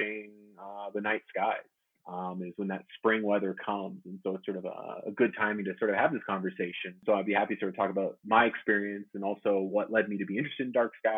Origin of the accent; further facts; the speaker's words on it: Los Angeles, California, United States; now in Idaho, United States; I grew up in Los Angeles on the coast near Santa Monica.